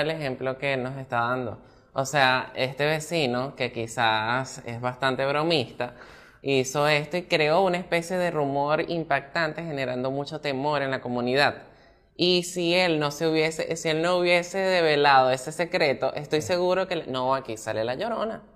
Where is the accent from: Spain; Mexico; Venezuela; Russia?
Venezuela; Maracay, Aragua; Yo pues soy de Maracay